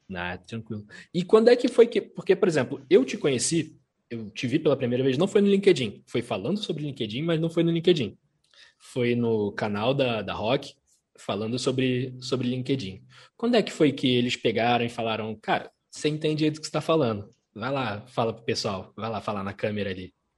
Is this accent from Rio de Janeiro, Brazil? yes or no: yes; Rio de Janeiro, Brazil; Sou, sou carioca, mas a família é toda mineira, toda